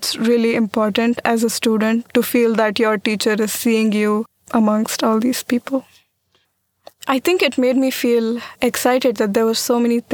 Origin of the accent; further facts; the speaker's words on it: Pune, Maharashtra, India; moved away as an adult; now in Walla Walla, United States; I'm from Pune, India